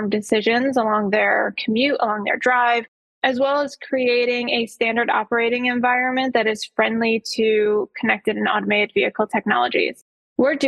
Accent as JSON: {"language": "English", "town": "Detroit", "region": "Michigan", "country": "United States", "tie": "born or raised there", "said": "I grew up in Metro Detroit where car culture is incredibly prevalent."}